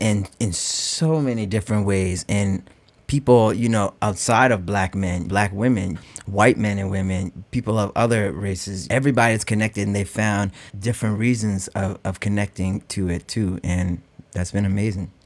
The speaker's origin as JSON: {"language": "English", "town": "North Preston", "region": "Nova Scotia", "country": "Canada", "said": "I come all the way from North Preston, uh, which is the largest all-black community in all of Canada"}